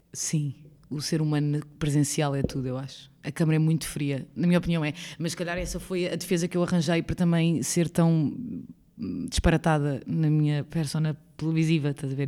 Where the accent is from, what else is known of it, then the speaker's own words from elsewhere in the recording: Lisbon, Portugal; nasci em Lisboa a minha vida toda, vivi em Lisboa a minha vida inteira